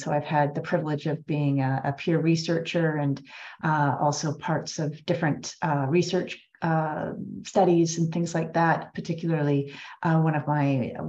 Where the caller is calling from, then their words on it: Half Moon Bay, British Columbia, Canada; I'm joining you from Wilkway, colonially known as Half Moon Bay, on the Sunshine Coast, just outside of Vancouver in British Columbia.